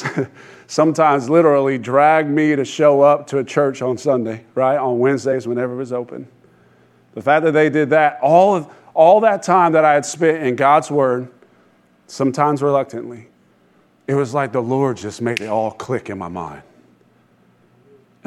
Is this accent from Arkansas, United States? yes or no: no; Sanford, Florida, United States; I was raised in Sanford, graduated from Seminole High School